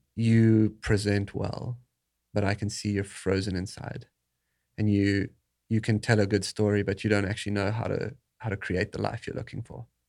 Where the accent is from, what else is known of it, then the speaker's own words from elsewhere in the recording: South Africa; moved away; growing up in South Africa